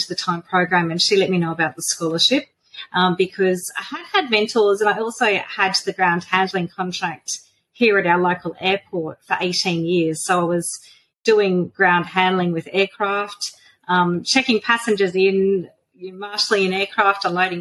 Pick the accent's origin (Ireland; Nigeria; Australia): Australia; central Queensland; I'm from Bulawila, which is like a little tiny country town in central Queensland. So we're about 700 kilometres northwest of Brisbane. Bulawila is very tiny. We have 5,000 people, so it's a very small little town. But I've born and schooled here.